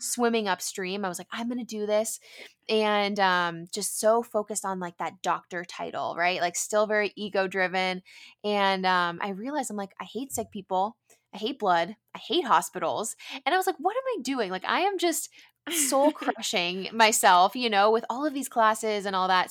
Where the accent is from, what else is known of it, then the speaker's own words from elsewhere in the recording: San Diego, California, United States; I grew up in San Diego, which is where I am currently